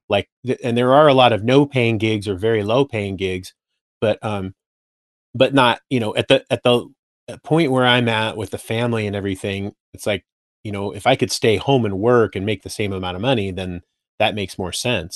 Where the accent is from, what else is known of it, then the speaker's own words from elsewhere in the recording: Simi Valley, California, United States; moved away as an adult; also born or lived in San Francisco Bay Area, California; now in Boise, United States; I grew up in Simi Valley